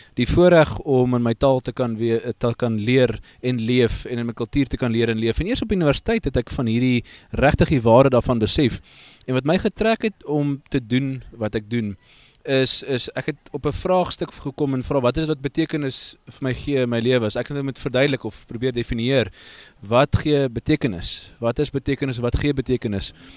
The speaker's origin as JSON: {"language": "Afrikaans", "country": "South Africa"}